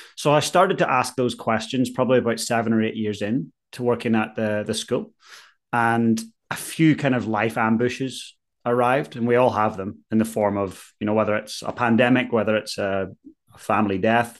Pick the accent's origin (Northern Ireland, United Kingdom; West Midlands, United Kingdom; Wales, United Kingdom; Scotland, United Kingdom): Northern Ireland, United Kingdom; Ballyclare; moved away as an adult; now in Christchurch, New Zealand; So I'm from Ballyclare up in County Antrim originally.